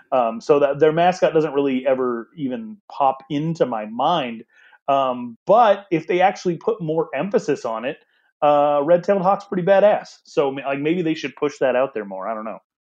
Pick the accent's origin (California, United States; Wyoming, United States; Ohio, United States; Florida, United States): Wyoming, United States; now in Arizona, United States; I'm from Wyoming.